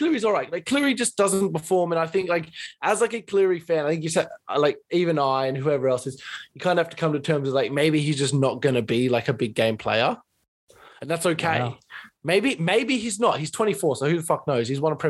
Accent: Queensland, Australia; as a Queenslander

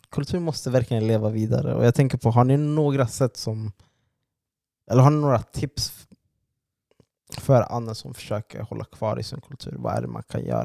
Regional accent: Sweden; alla vi är födda här

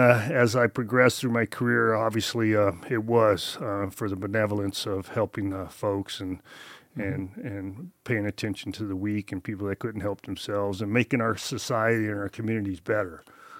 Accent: Misawa, Aomori, Japan; born there; also born or lived in Europe / Las Vegas; So I was born in Misawa, Japan. A lot of people don't know that. My dad was in the Air Force there, obviously stationed in Misawa.

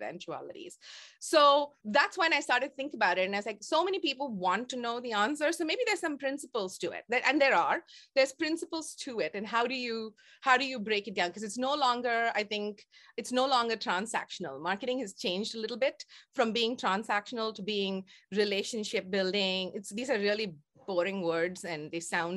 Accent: India; moved away as an adult; now in Toronto, Canada; my raising as an Indian girl in the 70s

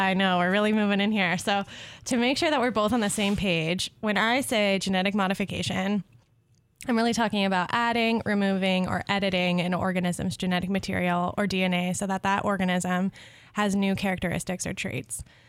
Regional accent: Southwest, United States; I'm from the Southwest.

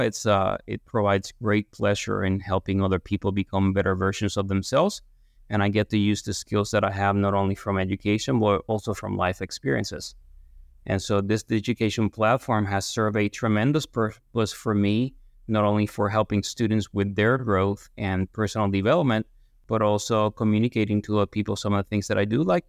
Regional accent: Guaynabo, Puerto Rico; moved away as an adult; also born or lived in Lexington, Kentucky; now in Ithaca, United States; I'm born and raised in, in Guaynabo, Puerto Rico, just southwest of San Juan

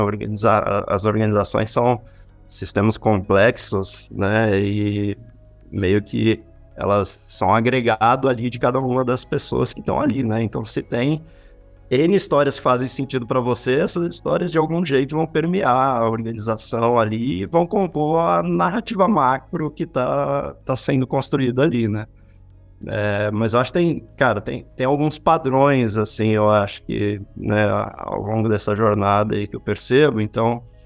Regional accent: São Paulo, Brazil; also born or lived in Rio de Janeiro; fiquei 13 anos lá no Rio, sou daqui de São Paulo mesmo

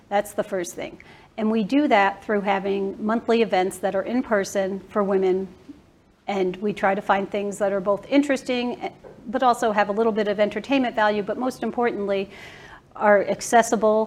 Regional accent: Bridgeport, Connecticut, United States; now in Dallas, United States; I grew up in Bridgeport, Connecticut

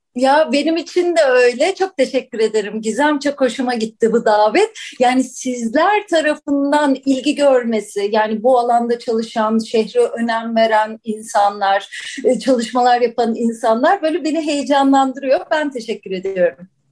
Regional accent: Istanbul, Turkey; 3-4 kuşak İstanbullu olmak, Bakırköylü olmak, onun tarihini araştırmak, alem de öyledir mesela benim. Ya şurada doğduk, şurada büyüdük

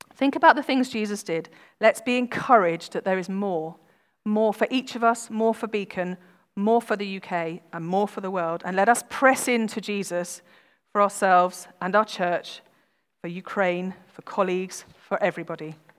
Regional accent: United Kingdom; we are British

